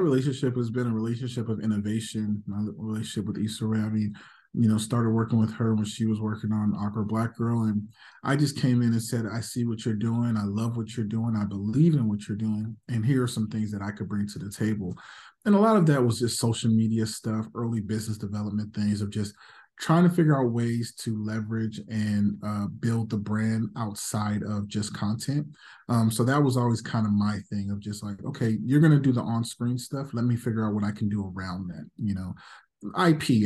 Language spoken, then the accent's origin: English; Las Vegas, Nevada, United States; also born or lived in Los Angeles; I was born in L A, but I grew up in Vegas